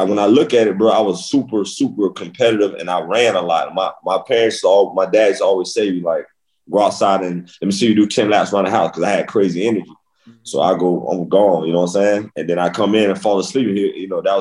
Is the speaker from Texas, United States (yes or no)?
no; Boynton Beach, Florida, United States; I'm from Boynton Beach, Florida